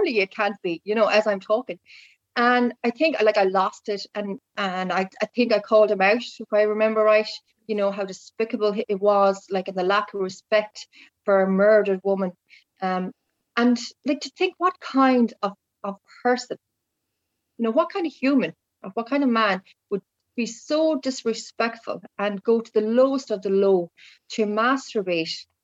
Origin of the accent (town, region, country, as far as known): Ireland